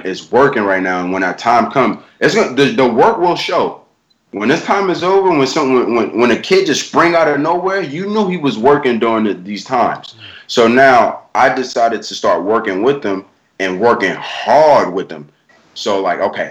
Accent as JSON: {"language": "English", "region": "New York", "country": "United States", "said": "I'm from New York, bro. We all from New York"}